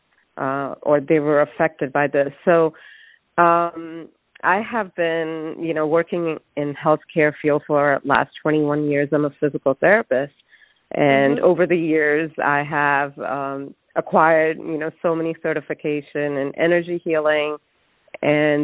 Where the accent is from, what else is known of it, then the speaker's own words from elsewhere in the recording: India; moved away; I'm originally from India, and we don't view death, at least in my family and what I was surrounded by, even as a child, it's open